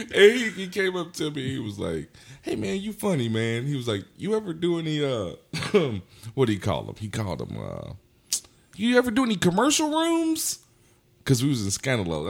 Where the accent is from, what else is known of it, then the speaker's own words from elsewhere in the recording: Anson County, North Carolina, United States; now in Charlotte, United States; I grew up in Anson County.